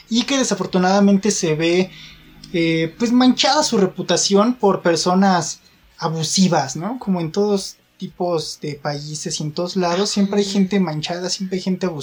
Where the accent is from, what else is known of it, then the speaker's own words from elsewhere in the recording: Mexico; creo que tenemos ese problema como mexicanos, bueno, mi reflexión es esa, ¿no?